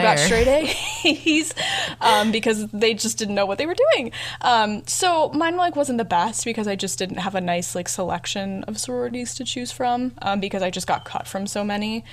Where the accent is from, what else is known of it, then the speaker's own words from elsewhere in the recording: Illinois, United States; moved away; I'm from Illinois